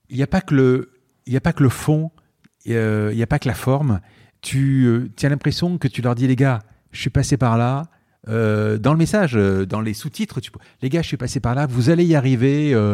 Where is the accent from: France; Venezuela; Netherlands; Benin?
France; Marseille, Provence-Alpes-Côte d'Azur; je viens de Marseille, quoi. Je veux dire, je viens de Marseille, j'ai une nuit à l'hôtel